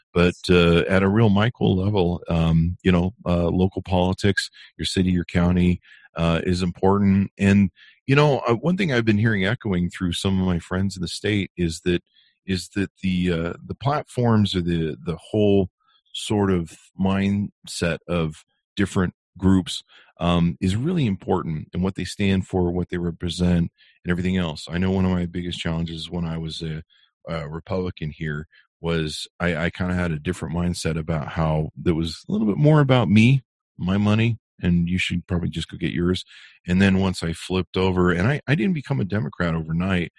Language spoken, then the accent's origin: English; California, United States; also born or lived in Utah; now in Las Vegas, United States; I grew up in California where you couldn't see the mountains